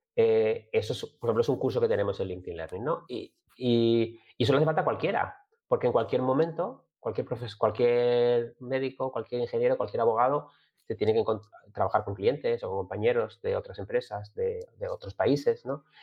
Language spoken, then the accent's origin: Spanish; Gijón, Asturias, Spain; yo soy de Gijón, como decían algunos, de Gijón de toda la vida